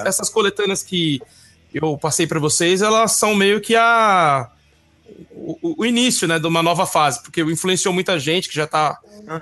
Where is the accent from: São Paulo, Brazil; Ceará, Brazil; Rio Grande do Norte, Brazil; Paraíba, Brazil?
São Paulo, Brazil; Bom, eu sou lá de São Mateus, que nem os mano aí da quebrada.